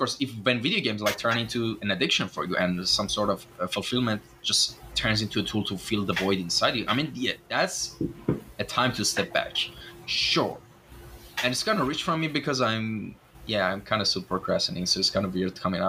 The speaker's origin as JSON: {"language": "English", "country": "Iran", "second_language": "English", "said": "when I tell them I'm Iranian, they usually get disappointed for some reason."}